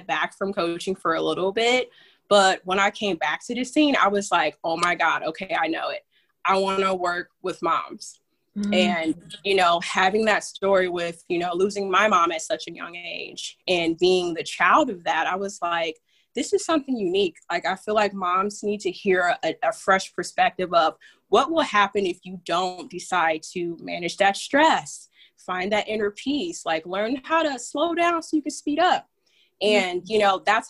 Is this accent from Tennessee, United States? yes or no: no; Fort Wayne, Indiana, United States; I'm from good old Indiana. Well, Fort Wayne to be exact.